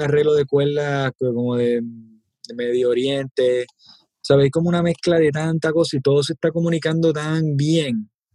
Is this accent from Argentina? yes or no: no; Puerto Rico; nosotros como boricua